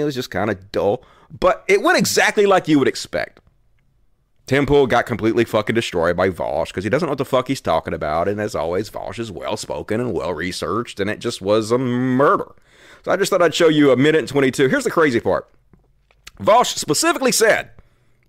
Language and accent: English; United States; I'm American